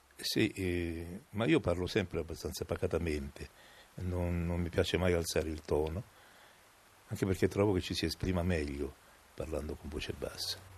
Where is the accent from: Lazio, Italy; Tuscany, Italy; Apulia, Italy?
Lazio, Italy; Rome; accent: romanesco; il mio accento, eh, si sentisse troppo romanesco